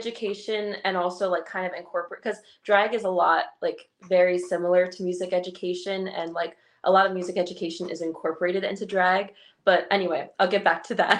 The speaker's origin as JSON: {"language": "English", "region": "New Jersey", "country": "United States", "said": "I'm from New Jersey, like South Jersey area"}